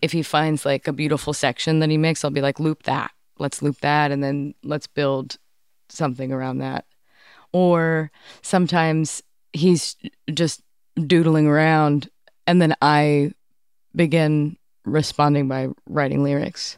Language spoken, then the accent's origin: English; Cambridge, Massachusetts, United States; I grew up in Cambridge, Massachusetts